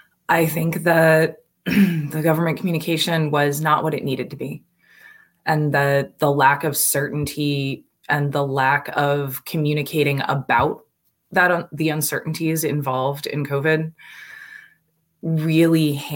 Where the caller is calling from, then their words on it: New Jersey, United States; So I am calling today from New Jersey. I'm visiting my parents